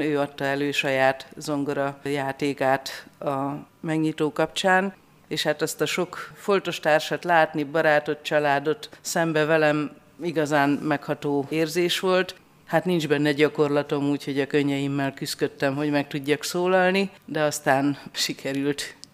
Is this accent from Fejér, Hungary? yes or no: no; Besenyőtelek, Heves, Hungary; Szülőfalunkban besenyőtelken